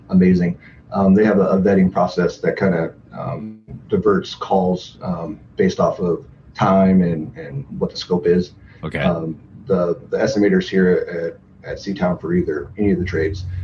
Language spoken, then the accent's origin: English; Tacoma, Washington, United States; now in Everett, United States; So I recently moved up to Everett from Tacoma. Um, I lived in Tacoma my, my whole life